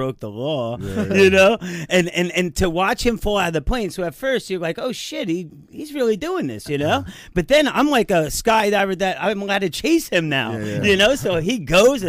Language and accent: English; Manalapan, New Jersey, United States; I grew up in Manalapan